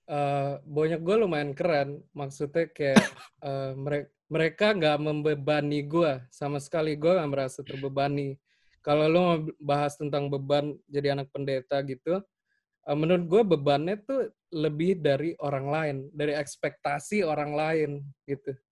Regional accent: Makassar, South Sulawesi, Indonesia; also born or lived in Salatiga; now in Jakarta, Indonesia; gue dari Salatiga, gedenya tapi di Makassar.

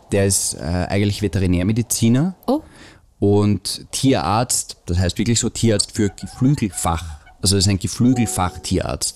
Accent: Austria; bei uns in Österreich

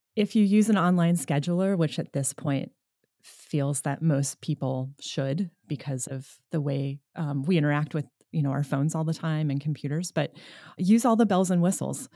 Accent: New York, United States; moved away as an adult; now in Nevada City, United States; I'm initially from New York, and that's where I started school, and then I moved west

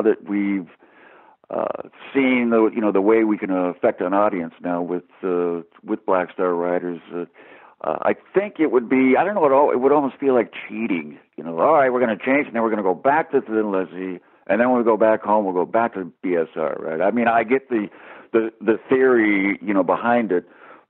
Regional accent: United States; now in England, United Kingdom; being American, living in England

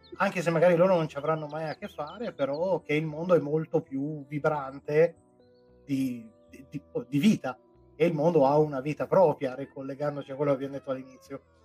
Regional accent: Piedmont, Italy; io sono piemontese

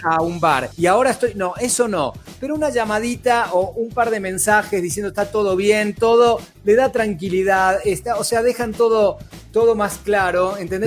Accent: Argentina; accent: Argentine

